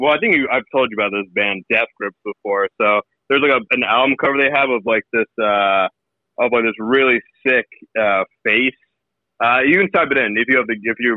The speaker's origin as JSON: {"language": "English", "region": "New York", "country": "United States", "tie": "born or raised there", "said": "growing up in New York"}